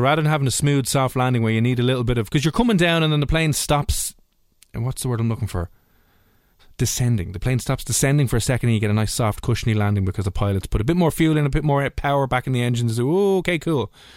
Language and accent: English; Ireland; being Irish